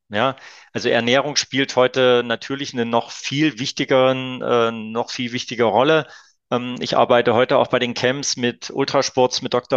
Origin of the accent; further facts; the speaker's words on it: Leipzig, Saxony, Germany; als kleines Kind auf der Kinder- und Jugendsportschule damals noch in Leipzig äh, gelernt